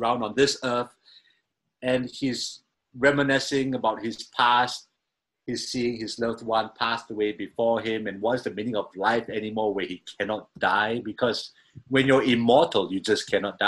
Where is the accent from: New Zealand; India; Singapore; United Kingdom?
Singapore; I'm a drummer from Singapore